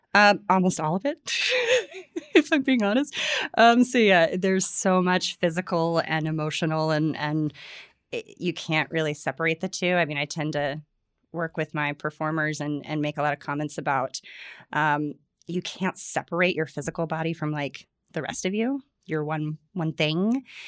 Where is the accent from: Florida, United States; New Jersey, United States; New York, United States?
Florida, United States; I grew up in Florida